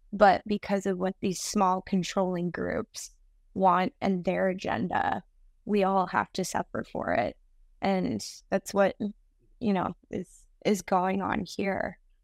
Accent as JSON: {"language": "English", "country": "Canada", "tie": "born or raised there", "said": "I'm from Canada"}